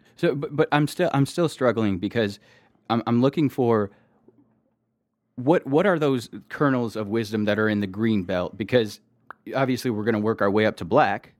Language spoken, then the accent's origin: English; Detroit, Michigan, United States; now in Houston, United States; I'm from Detroit, Michigan